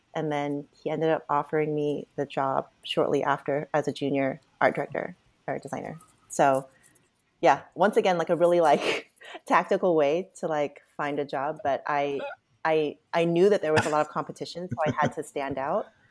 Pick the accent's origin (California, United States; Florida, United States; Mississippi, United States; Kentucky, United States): California, United States; Buena Park; also born or lived in Cerritos, California; I lived in Buena Park up until I was eighteen